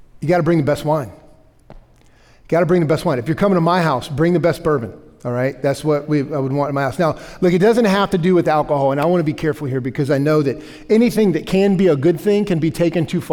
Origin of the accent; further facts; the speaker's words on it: the South, United States; I'm from the South, okay? Like, this is how I grew up